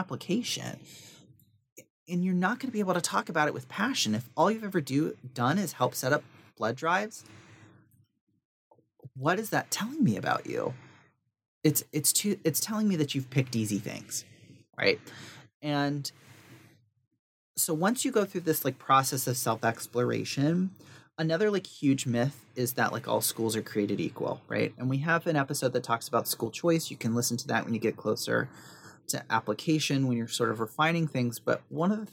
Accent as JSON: {"language": "English", "region": "the South", "country": "United States", "tie": "born or raised there", "said": "I grew up in the South in the country"}